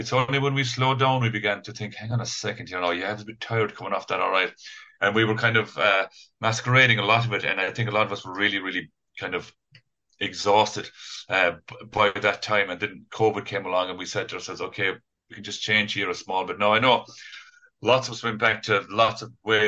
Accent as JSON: {"language": "English", "area": "Kerry", "region": "Munster", "country": "Ireland", "moved": "yes", "lives_now": "Galway, Ireland", "said": "2 hours from Kerry, from home"}